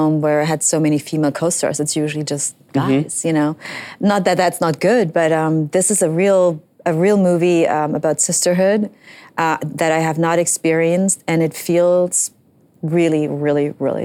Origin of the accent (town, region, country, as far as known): Germany; now in United States